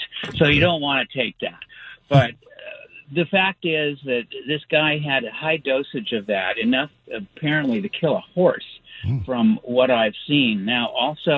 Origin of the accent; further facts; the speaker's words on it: Oakland, California, United States; now in Burbank, United States; I grew up in Oakland. I went to predominantly black schools